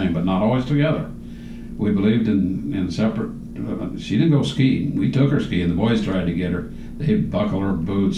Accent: Tecumseh, Nebraska, United States; also born or lived in Albion, Nebraska / Lincoln, Nebraska; we moved from Tecama to Albion, Nebraska, and then to Lincoln. And we moved on the day they bombed Pearl Harbor.

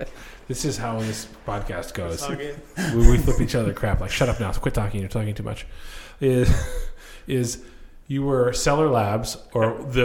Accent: Green Bluff, Washington, United States; I grew up in Green Bluff.

